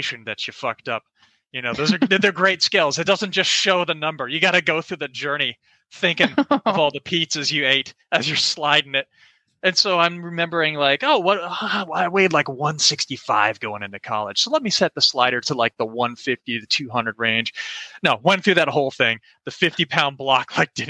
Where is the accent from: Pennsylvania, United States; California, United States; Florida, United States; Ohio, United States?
Florida, United States; Orlando; So I'm from Orlando, Florida. Grew up there my whole life.